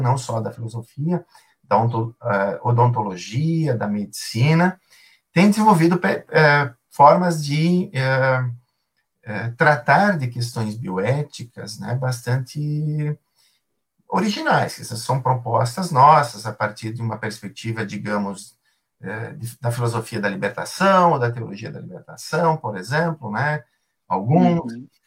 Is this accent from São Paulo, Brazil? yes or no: no; Paraí, Rio Grande do Sul, Brazil; also born or lived in Caxias do Sul; eu sou eh, natural de Paraí, Rio Grande do Sul, sou gaúcho